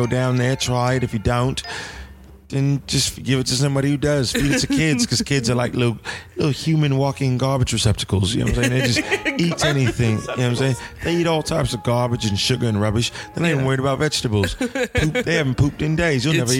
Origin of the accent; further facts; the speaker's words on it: United Kingdom; I'm British, and we all know British do better acting than Americans.